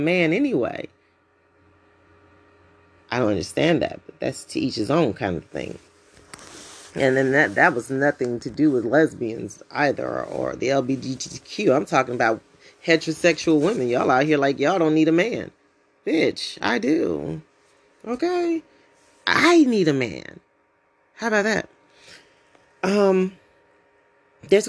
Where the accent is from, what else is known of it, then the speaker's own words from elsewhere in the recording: United States; As American citizens